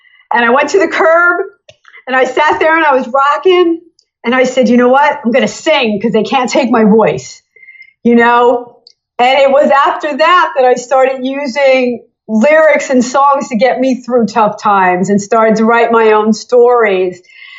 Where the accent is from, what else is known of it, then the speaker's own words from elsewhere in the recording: Allentown, Pennsylvania, United States; also born or lived in New Jersey, United States; I was born in Allentown, Pennsylvania. I had a drawl then, you know, they talk, you know, funny in Pennsylvania. Then I started living in New Jersey and I started getting a little Jersey